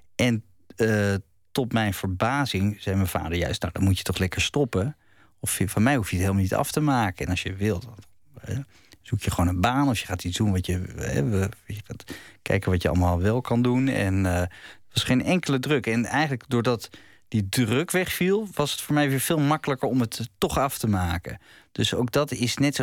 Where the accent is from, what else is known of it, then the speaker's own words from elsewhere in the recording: Het Gooi, North Holland, Netherlands; in het, het gooi waar, waar ik opgroeide